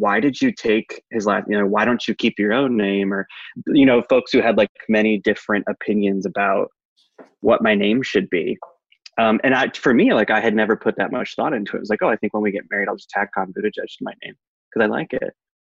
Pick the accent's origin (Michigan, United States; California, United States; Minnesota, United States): Michigan, United States; Traverse City; now in South Bend, United States; I grew up in Traverse City, Michigan. Currently live in South Bend, Indiana